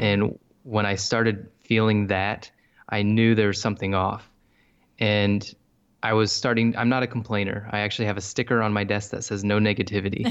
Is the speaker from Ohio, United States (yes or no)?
yes; Bryan, Ohio, United States; moved away as an adult; also born or lived in Columbus, Ohio; now in South Carolina, United States; born and raised in Ohio. And I'm from a little town called Bryan, Ohio